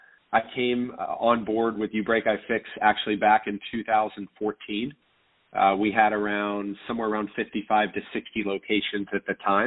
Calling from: Orlando, Florida, United States; I'm calling in from Orlando, Florida

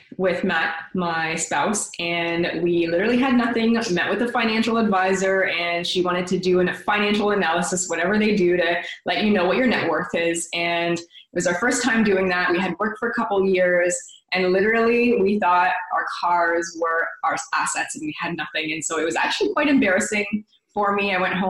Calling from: Oakville, Ontario, Canada; From Toronto. Well, actually, Oakville, which is about 20 minutes.

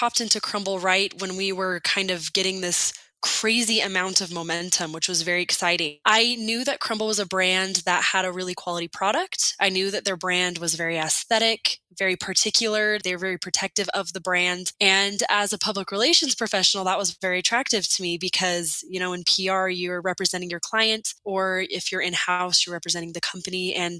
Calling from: Orem, Utah, United States; I am joining you from Orem, Utah.

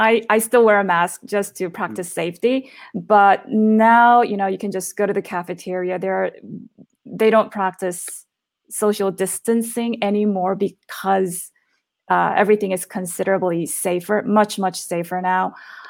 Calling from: Chengdu, Sichuan, China; Hi, I'm currently in Chengdu, which is in Sichuan province, China.

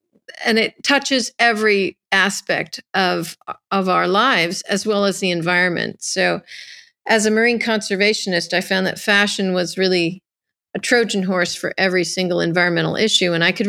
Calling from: Carmel, California, United States; I'm calling in from California, Carmel, California.

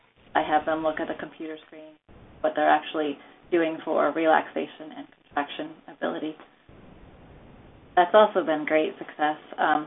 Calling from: New Hampshire, United States; I'm from New Hampshire.

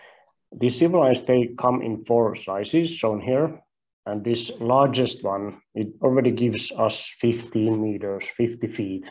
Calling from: Finland; don't worry, I'm not going to ask you to try my last name. It's difficult even for some Finnish people, so I'm calling in from Finland.

